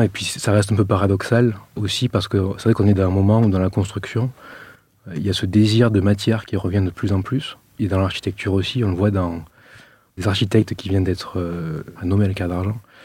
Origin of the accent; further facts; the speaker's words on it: Arles, Provence-Alpes-Côte d'Azur, France; accent: accent du midi; je suis originaire de la ville d'Arles